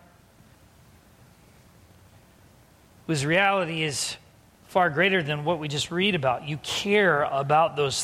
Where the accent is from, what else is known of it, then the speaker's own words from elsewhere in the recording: San Diego, California, United States; moved away; growing up in San Diego